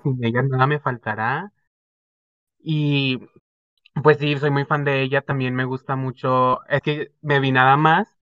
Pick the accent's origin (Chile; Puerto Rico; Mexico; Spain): Mexico; Zapopan, Jalisco; soy de Guadalajara, Jalisco, México, especialmente de Zapopan